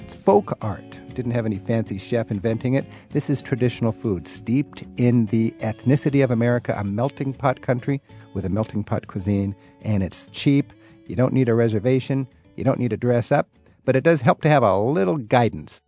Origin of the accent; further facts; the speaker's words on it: the Northwest, Pacific Northwest, United States; I'm from the Northwest